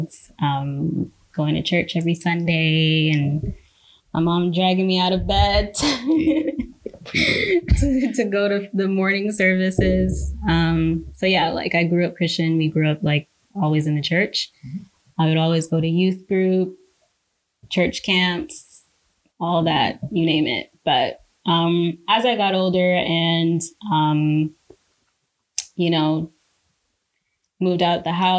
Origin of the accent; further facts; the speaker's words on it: Toronto, Ontario, Canada; moved away as an adult; now in Vancouver, Canada; I'm from Scarborough